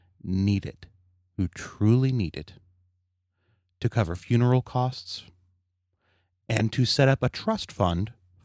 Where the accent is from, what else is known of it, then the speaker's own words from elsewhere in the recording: Kentucky, United States; My folks, you know, I grew up in Kentucky, and my folks divorced